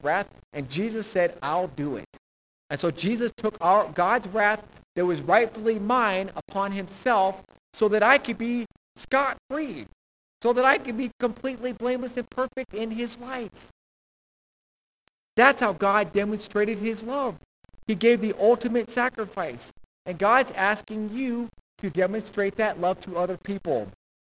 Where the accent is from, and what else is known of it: United States